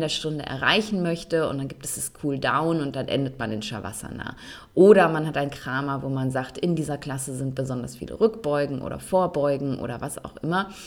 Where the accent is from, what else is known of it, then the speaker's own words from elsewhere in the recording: Essen, North Rhine-Westphalia, Germany; moved away as an adult; also born or lived in Cologne / Bonn; wie oft ich umgezogen bin, erst innerhalb meiner Heimatstadt Essen, dann von Essen nach Köln, von Köln nach Bonn